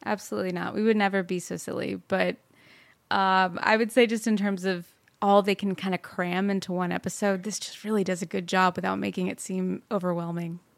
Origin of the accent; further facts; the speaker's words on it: Plano, Texas, United States; moved away; also born or lived in Fort Worth, Texas; I'm originally from Texas. I was born in Fort Worth and raised in Plano.